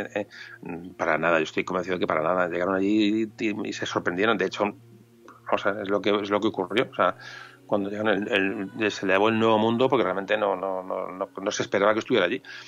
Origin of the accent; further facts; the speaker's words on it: Spain; Somos españoles, pero sobre todo somos mediterráneos.